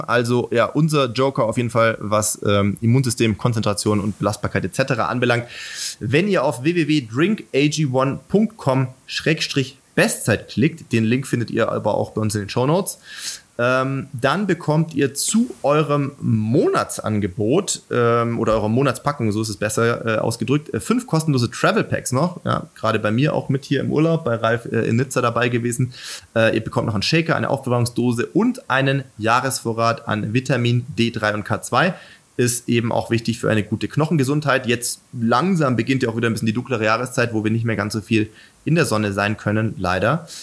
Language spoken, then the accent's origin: German; Germany; bei uns in Deutschland